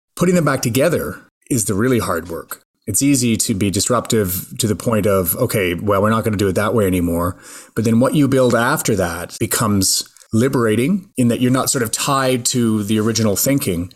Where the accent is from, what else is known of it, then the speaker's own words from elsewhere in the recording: Mississauga, Ontario, Canada; also born or lived in Montreal, Quebec; Mostly in Mississauga, Ontario. My parents had moved us there from Montreal. I guess I was about nine